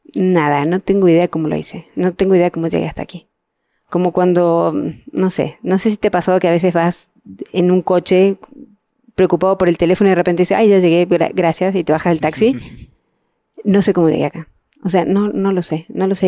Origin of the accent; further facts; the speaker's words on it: Mexico; yo soy mexicana